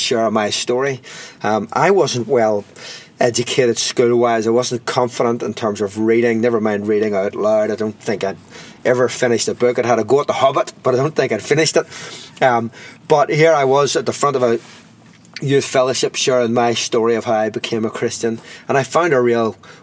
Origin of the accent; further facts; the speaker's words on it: Belfast, Northern Ireland, United Kingdom; I grew up in Belfast